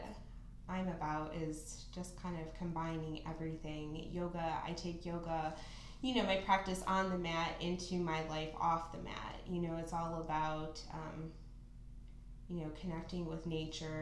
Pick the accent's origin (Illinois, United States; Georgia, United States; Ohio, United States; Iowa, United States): Ohio, United States; Perrysburg; I actually grew up in Perrysburg